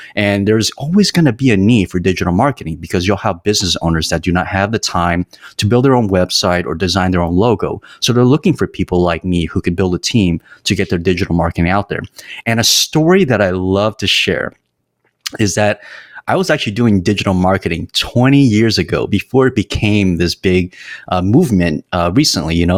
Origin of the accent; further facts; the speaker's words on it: San Jose, California, United States; moved away as an adult; also born or lived in Los Angeles; I was born and raised in San Jose, California